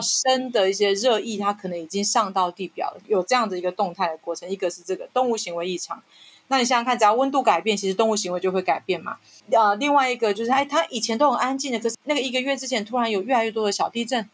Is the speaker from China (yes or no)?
no; Taitung County, Taiwan; moved away as an adult; also born or lived in Tainan; 身为一个台东子弟，台东人哈，我从小是在偏乡长大